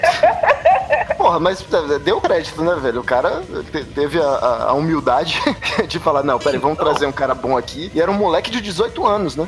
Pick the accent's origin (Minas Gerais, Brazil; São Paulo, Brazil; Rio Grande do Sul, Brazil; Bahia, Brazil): Bahia, Brazil; Salvador; cena metal de Salvador, de onde eu venho